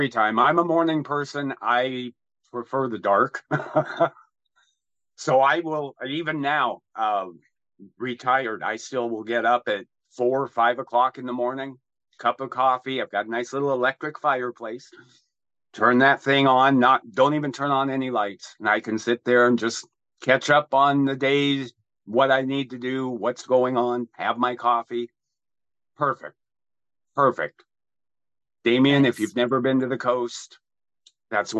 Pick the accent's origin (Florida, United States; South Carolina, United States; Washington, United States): Washington, United States; Vancouver; I grew up in Vancouver, in Hazeldale Battleground area